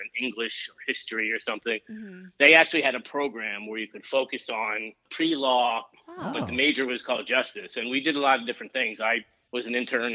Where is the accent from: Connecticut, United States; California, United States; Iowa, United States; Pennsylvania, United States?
Pennsylvania, United States; Allentown; moved away; also born or lived in Washington, D.C. / Richmond; growing up in Allentown, which is about equal distance between New York and Philadelphia